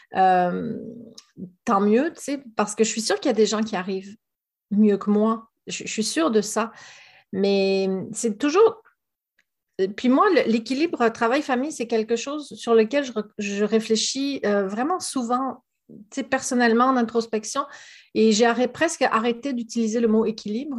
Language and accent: French; France; moved away as an adult; now in Gaspésie, Canada; comme mon accent ne l'indique pas, je suis quand même située au Québec. je suis française d'origine, mais ça fait plus de 15 ans que j'habite en, Gaspésie